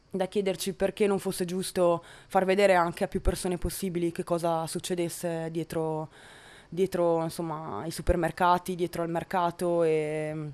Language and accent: Italian; Verona, Veneto, Italy; moved away as an adult; now in Padua, Italy; eh, sono di Verona